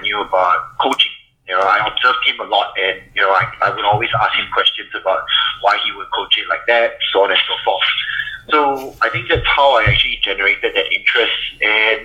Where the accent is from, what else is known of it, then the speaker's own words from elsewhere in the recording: Singapore; moved away as an adult; now in Melbourne, Australia; I'm actually from Singapore, so I came over in 2007.